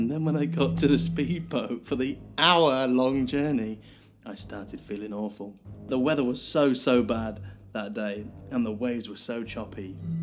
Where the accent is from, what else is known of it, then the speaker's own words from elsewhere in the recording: Grimsby, Yorkshire and the Humber, United Kingdom; I grew up in Grimsby